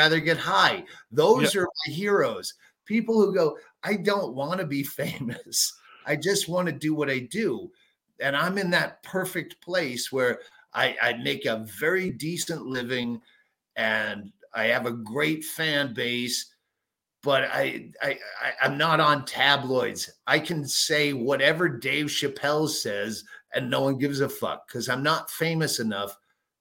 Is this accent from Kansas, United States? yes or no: no; Massachusetts, United States; moved away; I grew up in Massachusetts and I could not leave fast enough from New England